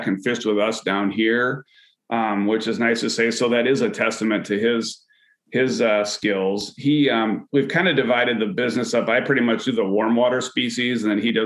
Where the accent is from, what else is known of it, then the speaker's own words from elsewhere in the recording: West Michigan, United States; Growing up as a kid here, I grew up in the West Michigan area with the Grand River kind of in my backyard